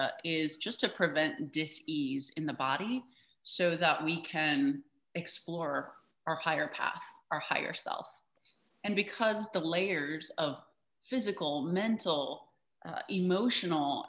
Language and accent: English; Midwest, United States; I grew up in the Midwest